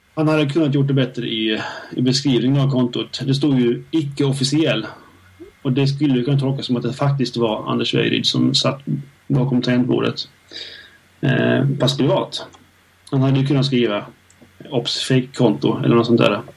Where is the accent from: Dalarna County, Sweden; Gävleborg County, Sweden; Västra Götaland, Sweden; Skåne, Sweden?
Skåne, Sweden; Helsingborg; Där jag kommer ifrån